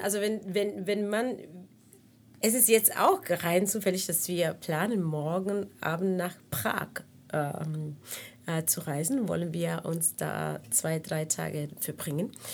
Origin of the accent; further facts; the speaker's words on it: Cuba; first language Spanish; German is a second language; moved away as an adult; also born or lived in Havana / Prague; now in Berlin, Germany; überwiegend habe ich meine ganze Kindheit in Kuba verbracht, außer also diese drei, vier Jahre